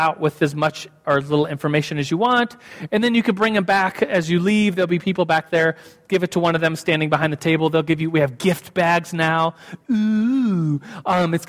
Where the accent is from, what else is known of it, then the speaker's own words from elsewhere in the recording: Germany; moved away as an adult; now in United States; And so when I came from Germany to, I moved at the time to New Mexico to start college, the University of New Mexico.